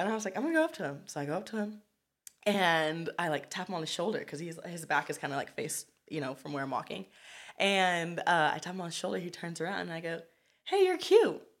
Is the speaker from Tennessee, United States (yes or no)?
no; Pasadena, California, United States; also born or lived in Compton, California / Downtown Los Angeles; originally I grew up in Compton for about, like, eight years. Then me and my mom kind of, like, bounced around. We were in downtown L A for a minute. um, you know, I had to move back to Compton and then finally ended up in Pasadena, which is where I went to middle school, high school